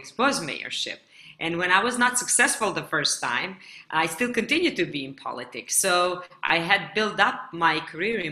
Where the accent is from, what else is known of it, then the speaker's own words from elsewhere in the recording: Gjakova, Kosovo; now in Pristina, Kosovo; I was offered a candidacy for a mayor of my hometown, Jakova